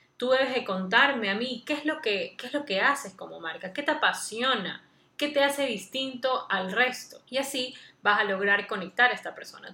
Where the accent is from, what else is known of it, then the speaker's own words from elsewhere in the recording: Guayaquil, Guayas, Ecuador; soy de Guayaquil, Ecuador